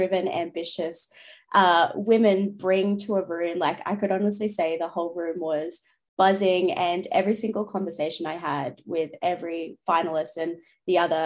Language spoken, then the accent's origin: English; Newcastle, New South Wales, Australia; moved away as an adult; now in Sydney, Australia; I grew up in Newcastle, New South Wales. So I'm currently living in Sydney